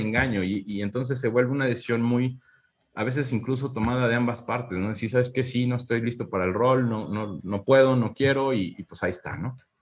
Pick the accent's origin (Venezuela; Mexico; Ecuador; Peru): Mexico; now in Querétaro, Mexico; somos muy empáticos como cultura mexicana